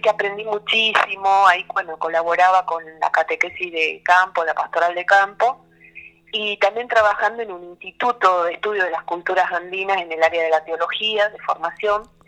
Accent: Tucumán, Argentina; moved away as an adult; also born or lived in Santiago del Estero; now in Buenos Aires, Argentina; yo soy tucumana de nacimiento

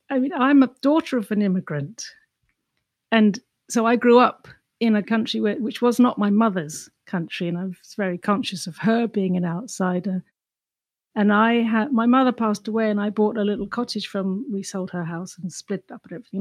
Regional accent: England, United Kingdom; accent: English; moved away as an adult; also born or lived in London / Ireland; now in New York, United States; Growing up in England, you know, a small, dark, crowded, grumpy island

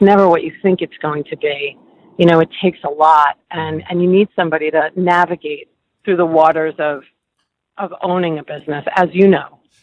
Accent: New York, United States; Both my parents um, worked in hospitals growing up in New York

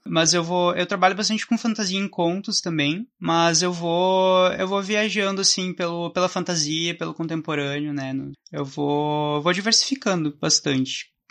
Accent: Santa Maria, Rio Grande do Sul, Brazil; sou de Santa Maria, Rio Grande do Sul

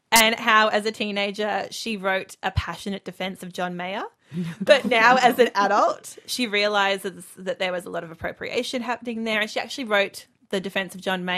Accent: Melbourne, Victoria, Australia; I'm from Melbourne.

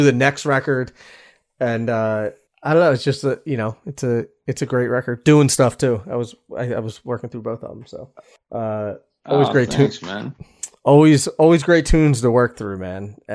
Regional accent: West Chester, Pennsylvania, United States; my hometown in Westchester, Pennsylvania

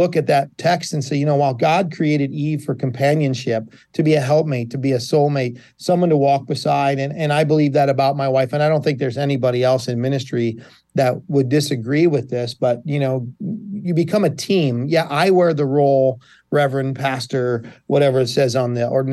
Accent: Buffalo, New York, United States; also born or lived in Virginia; now in Catawissa, United States; I'm originally from Buffalo, born and raised on the west side of Buffalo.

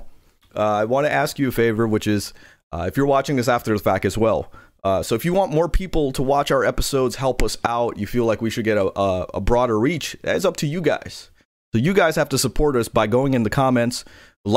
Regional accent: New York, United States; I'm from New York

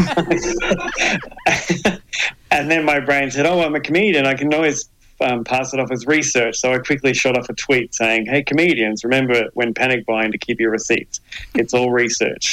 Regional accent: Adelaide, South Australia, Australia; also born or lived in Melbourne, Australia; now in Hobart, Australia; I grew up in Adelaide.

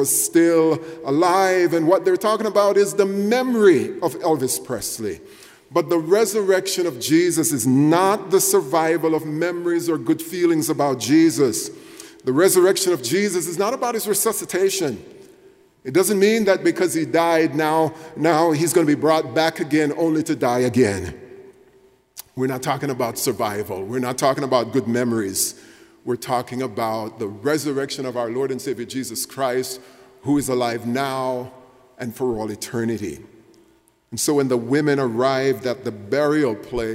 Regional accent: Jamaica; moved away; when I was growing up in Jamaica, it was the year 1975

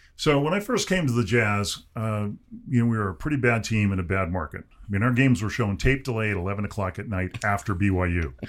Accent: Southern California, United States; I grew up in Southern California in the sixties and seventies

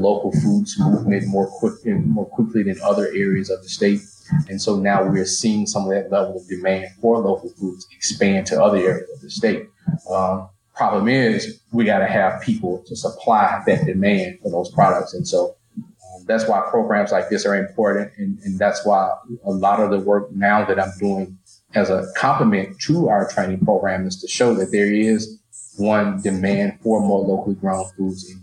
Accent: northeast Louisiana, United States; you grew up in the northeast corner of the state, like me, you knew cotton, corn, soybeans

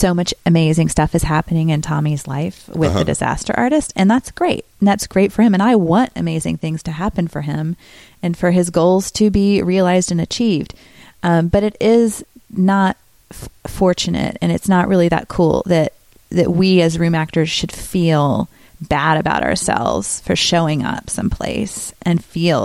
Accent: Greensboro, North Carolina, United States; moved away as an adult; also born or lived in Chicago; now in Los Angeles, United States; Greensboro, North Carolina, my hometown, with people I know who grew up with me

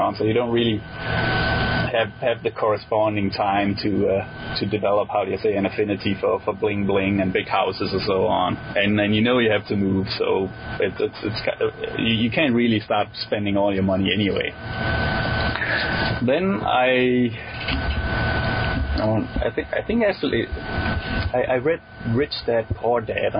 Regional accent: Denmark; English is a second language; moved away as an adult; also born or lived in Switzerland; I grew up in Denmark

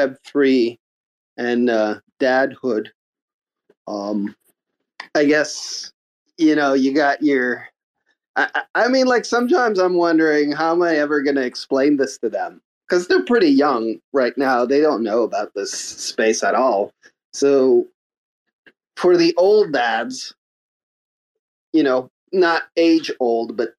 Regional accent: Montreal, Quebec, Canada; I'm from Montreal

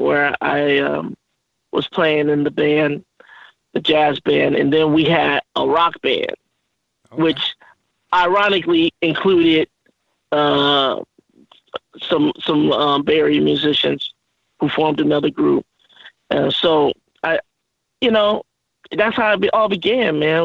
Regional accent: Oakland, California, United States; I'm originally from Oakland, California

